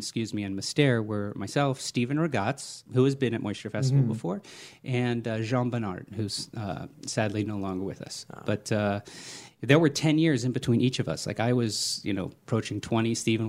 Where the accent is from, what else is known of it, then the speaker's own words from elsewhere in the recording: Germany; born there; I was born in Germany. My father was in the army on the GI Bill to get money for college.